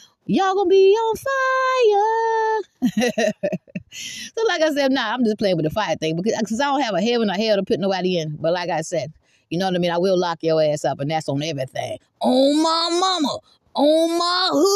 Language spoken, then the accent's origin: English; Georgetown, South Carolina, United States; also born or lived in Irmo, South Carolina / Columbia, South Carolina; now in Red Bank, Lexington County, South Carolina, United States; I'm from Georgetown, South Carolina, but I haven't lived in Georgetown, South Carolina in 31 years.